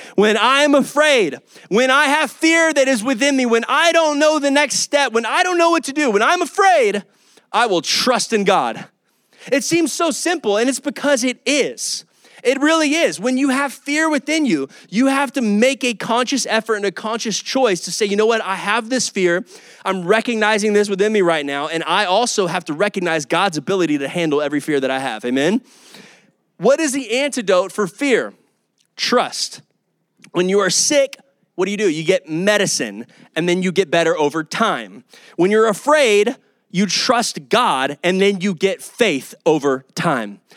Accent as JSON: {"language": "English", "town": "Kyle", "region": "Texas", "country": "United States", "also_born_or_lived": "Oklahoma", "said": "I'm from Kyle, Texas. I'm from this area, Austin area."}